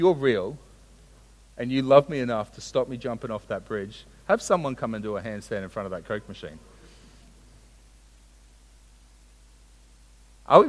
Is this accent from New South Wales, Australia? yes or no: no; Sunshine Coast, Queensland, Australia; I grew up on the Sunshine Coast